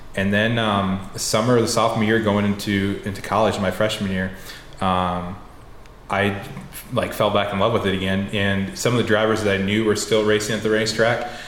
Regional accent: Decorah, Iowa, United States; I went to college in my hometown um, of Decorah.

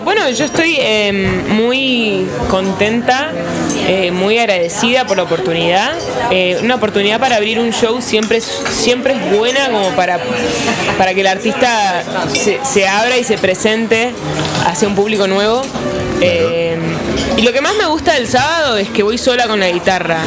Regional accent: Buenos Aires, Argentina; soy de Buenos Aires, eh, Argentina

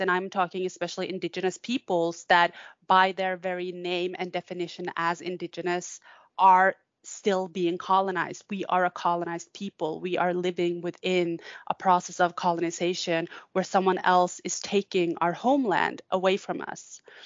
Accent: Norway; also born or lived in Tampere, Finland; I am a Sami scholar uh, from the Norwegian side.

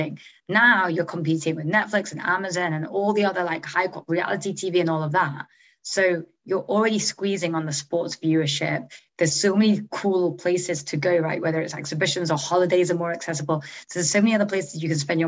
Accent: Manchester, North West England, United Kingdom; moved away as an adult; also born or lived in Oxford / New York / San Francisco; I grew up in Manchester.

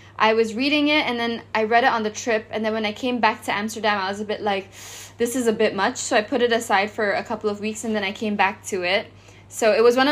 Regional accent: Malaysia; I'm from Southeast Asia, I'm from Malaysia.

